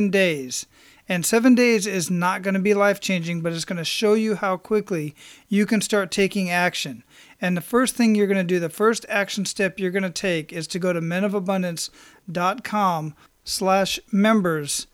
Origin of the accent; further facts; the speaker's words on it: Phoenix, Arizona, United States; moved away; I'm born and raised in Phoenix